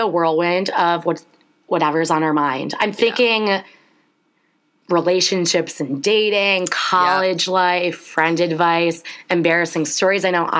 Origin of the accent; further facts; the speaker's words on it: Chicago, Illinois, United States; moved away as an adult; now in Ohio, United States; So I grew up in Chicago, about 30 minutes north of the city.